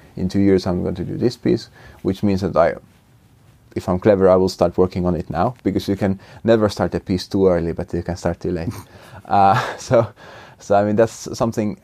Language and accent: English; Finland; being Finnish